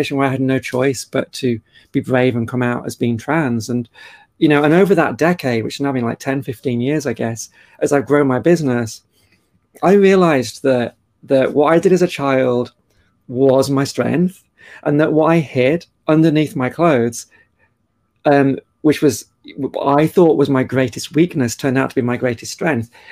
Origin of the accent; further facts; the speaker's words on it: Cheshire, North West England, United Kingdom; moved away as an adult; also born or lived in Australia; I was born in Cheshire in the UK